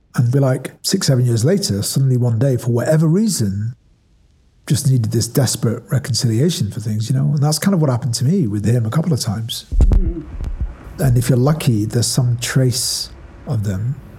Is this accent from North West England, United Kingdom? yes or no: yes; Ashton-under-Lyne, North West England, United Kingdom; I was born in Ashton, which is in Tameside in Greater Manchester